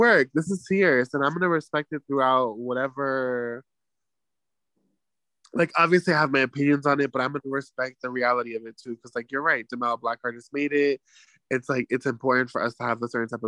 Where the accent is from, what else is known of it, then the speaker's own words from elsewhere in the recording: United States; as an American